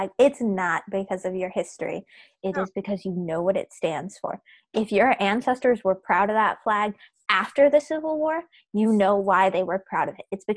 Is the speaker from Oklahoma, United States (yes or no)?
yes; Oklahoma, United States; Oklahoma, so we're from Oklahoma